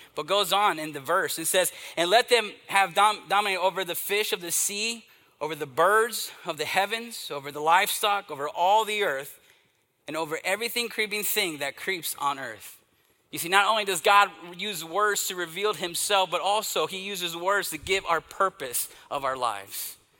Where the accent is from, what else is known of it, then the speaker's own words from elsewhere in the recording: East Texas, United States; Growing up in the Southern Baptist Church, in this little country church in uh, East Texas